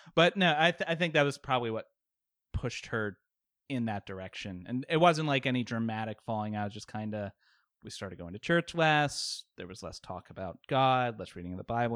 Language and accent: English; Richmond, Virginia, United States; also born or lived in Baltimore; I've lived in Richmond pretty much my whole life.